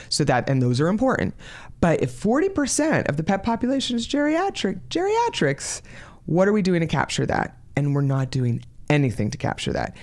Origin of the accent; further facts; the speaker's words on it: New York, United States; moved away as an adult; also born or lived in Florida; I, um, am originally from New York, so I'm from the East Coast of the country